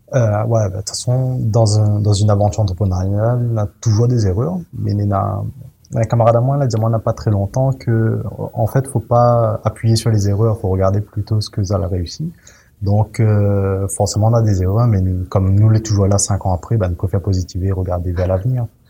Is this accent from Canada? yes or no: no; Saint-Benoît, Réunion; moved away as an adult; also born or lived in Saint-André, Réunion / Paris; m'a fait mon enfance à Saint-Benoît, euh, m'a grandi dans le quartier de Brafusy jusqu'à jusqu'à mes 12 ans